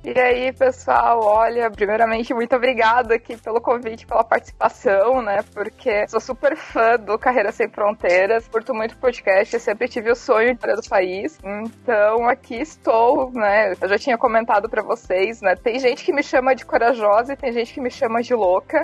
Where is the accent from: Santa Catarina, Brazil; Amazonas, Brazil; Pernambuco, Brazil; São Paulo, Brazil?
Santa Catarina, Brazil; Jaraguá do Sul; moved away as an adult; now in Mexico; eu sou de Jaraguá do Sul, Santa Catarina, que é uma cidade pequena